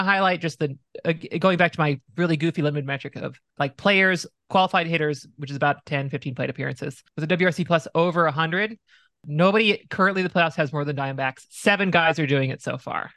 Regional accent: Arizona, United States; Growing up in Arizona

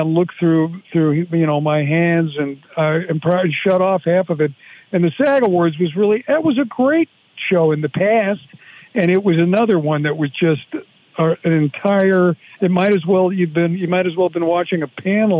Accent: Chicago, Illinois, United States; I grew up in Chicago.

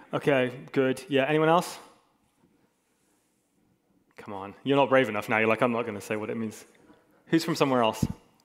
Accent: Hong Kong; I also grew up in Hong Kong, and I spent a long time growing up in Hong Kong, and if people say, where are you from? I often say, hey, I'm from Hong Kong

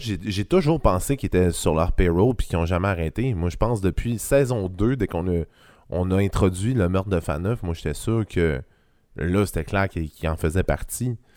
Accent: Quebec, Canada; je viens du Saguenay-Lac-Saint-Jean

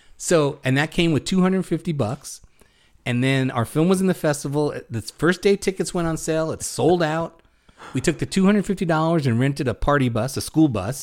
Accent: New York City, New York, United States; us growing up in Brooklyn

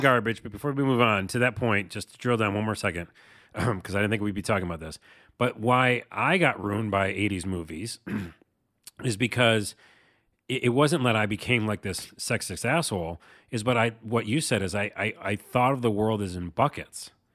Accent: Syracuse, New York, United States; from my hometown of Syracuse, New York.

